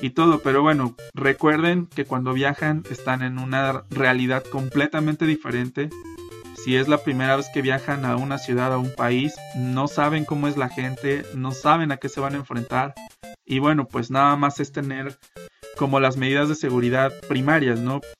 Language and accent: Spanish; Mexico; estoy en Guadalajara, Jalisco, México, el mejor país de toda Latinoamérica, siendo que yo soy mexicano obviamente.